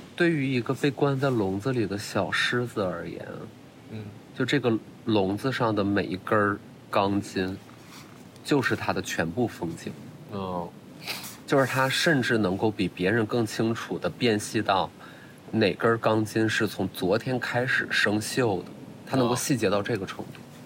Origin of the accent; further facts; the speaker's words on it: Qiqihar, Heilongjiang, China; moved away; 我会很贪恋我自己东北人的身份